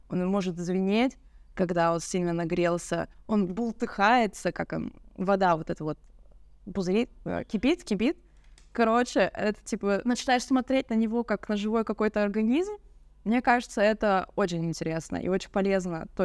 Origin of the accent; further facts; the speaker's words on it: Yekaterinburg, Sverdlovsk Oblast, Russia; из Екатеринбурга, и у нас есть памятник клавиатуре.